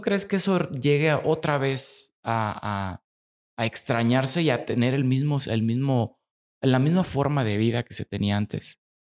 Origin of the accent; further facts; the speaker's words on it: Mexico; como mexicanos somos muy afortunados por, el país que tenemos